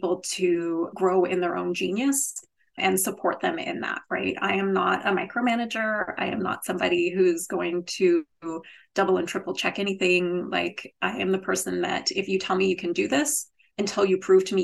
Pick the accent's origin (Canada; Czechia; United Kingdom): Canada; I am Canadian, so maybe that's just the Canadian in me